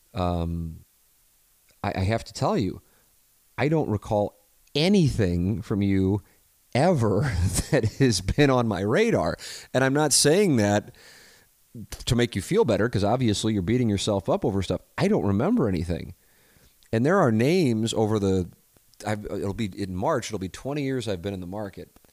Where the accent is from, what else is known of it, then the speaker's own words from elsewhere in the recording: St. Louis, Missouri, United States; growing up in South St. Louis, it isn't uh, exactly uh, diverse when it comes to religion.